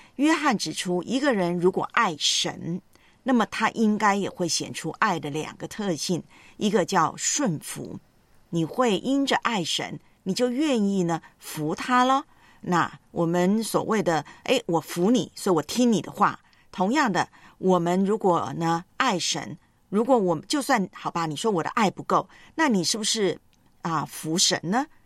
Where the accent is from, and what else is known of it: Taiwan